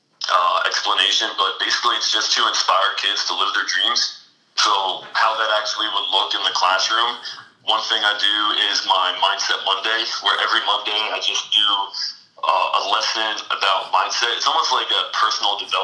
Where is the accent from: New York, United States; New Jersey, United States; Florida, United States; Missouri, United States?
New Jersey, United States; I'm from Jersey